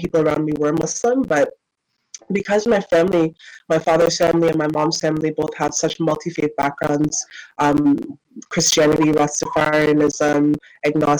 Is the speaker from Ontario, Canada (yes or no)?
yes; Toronto, Ontario, Canada; also born or lived in United States; I was born in Toronto, Canada. I was pretty much raised here for the most part of my life, except for an extended period where I was brought up in the States up until I was about 8 years old